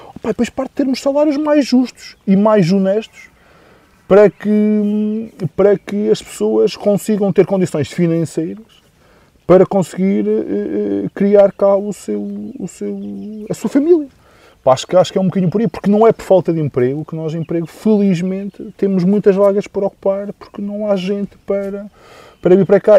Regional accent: Valdemendins, Douro, Norte, Portugal; also born or lived in Peso da Régua; Sou um douriense, assim, de origem, nascido e criado em Valdemendins, agora na Régua

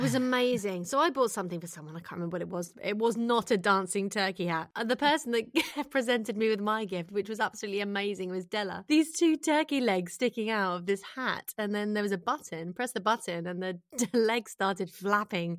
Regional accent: Jersey; moved away as an adult; also born or lived in London; I'm from Jersey in the Channel Islands

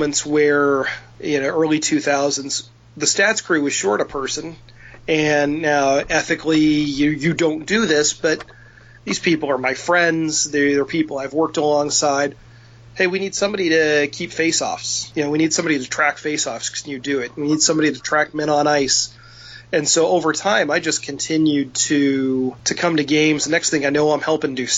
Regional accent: Indiana, United States; growing up in Indiana, you're surrounded by baseball

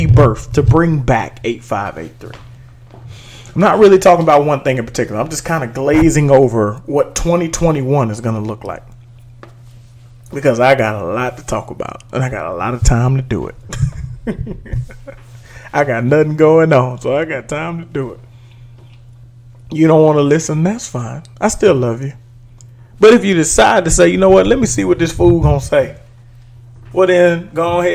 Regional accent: Dallas, Texas, United States; in Texas, in Dallas, in my hometown

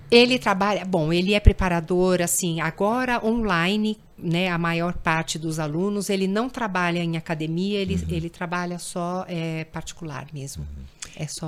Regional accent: Brazil; como brasileira

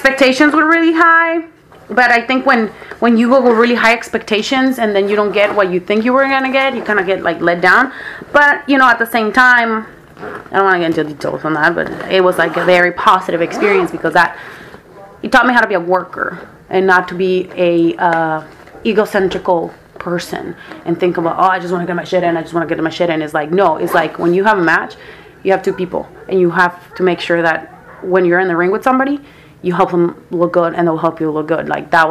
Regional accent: Mexico; moved away as an adult; also born or lived in San Diego; I grew up in Mexico, so, you know, like, my parents didn't like me doing sports and all that stuff

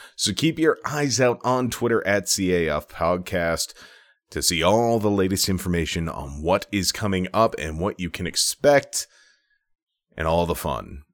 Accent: Minnesota, United States; I'm from Minnesota

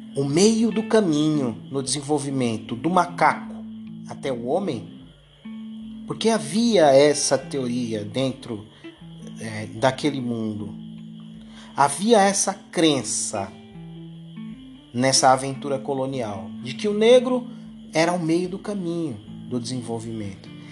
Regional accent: Brazil; a gente aqui no Brasil

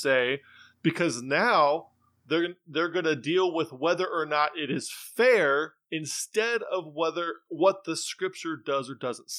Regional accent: United States; I'm an American

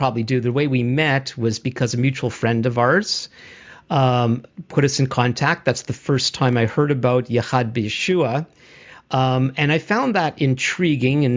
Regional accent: Canada; as a Canadian

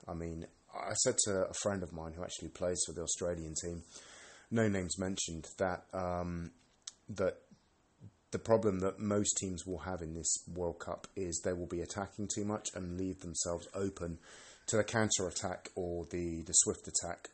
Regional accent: United Kingdom; moved away as an adult; now in Sweden; Being British, um, I'm Scottish English

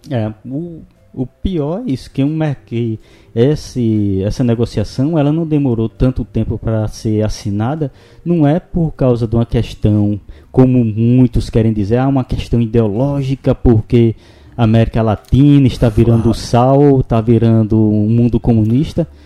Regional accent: São Francisco Valley, Brazil; como somos da região do Vale do São Francisco

